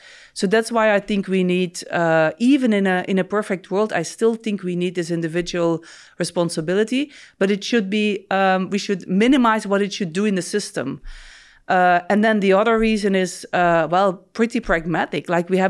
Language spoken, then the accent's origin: English; Belgium; born there; No, so I was born in Belgium and officially raised as a Catholic.